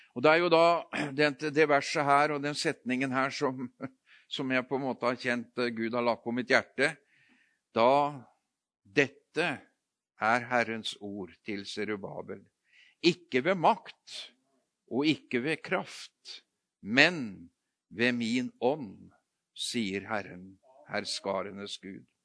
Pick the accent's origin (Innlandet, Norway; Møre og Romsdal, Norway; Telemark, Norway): Telemark, Norway; Notodden; moved away; jeg kommer fra Notodden. Eh, vokst, født og vokst opp der, men jeg har jo bodd flere andre steder òg